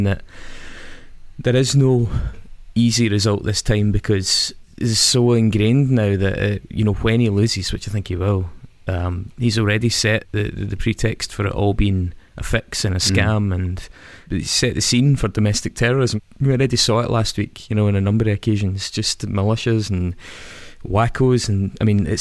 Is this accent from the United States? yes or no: no; Stirling, Scotland, United Kingdom; I come from Stirling